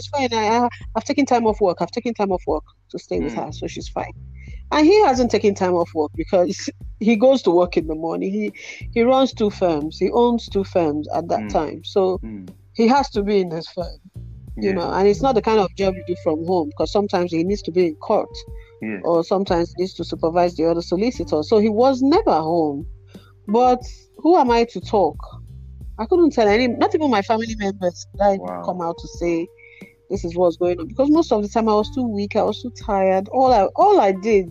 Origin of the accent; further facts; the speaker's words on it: Nigeria; moved away; I grew up in Nigeria where beating is a norm